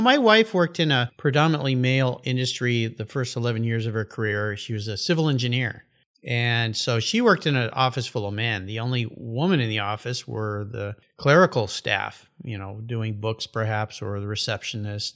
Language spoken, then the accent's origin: English; San Diego, California, United States; I grew up in Southern California and I was a surfer and I went out to a surf spot there in La Jolla where I grew up called Black's Beach